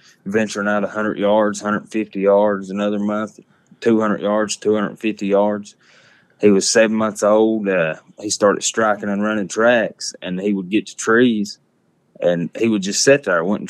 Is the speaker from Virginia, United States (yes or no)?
yes; Lebanon, Virginia, United States; I'm from Lebanon, Virginia